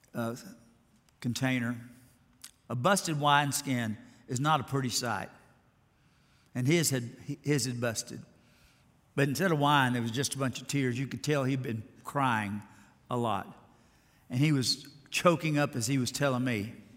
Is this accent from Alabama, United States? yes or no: yes; Alabama, United States; I grew up in Alabama